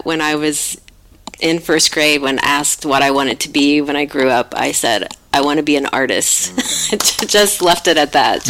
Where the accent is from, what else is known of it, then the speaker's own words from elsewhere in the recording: southern Indiana, United States; now in San Francisco, United States; I'm from southern Indiana, and southern and northern Indiana are very different in the sense that, like, California, you know, southern California, northern California. So I grew up very close to Kentucky and a lot of agricultural communities, not very open-minded, very, you know, it's the Bible Belt, it's a red state.